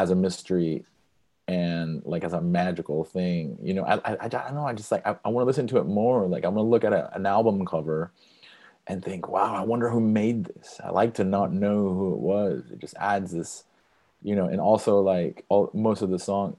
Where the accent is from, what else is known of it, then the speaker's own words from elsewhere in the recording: Brazil; moved away; I'm from Brazil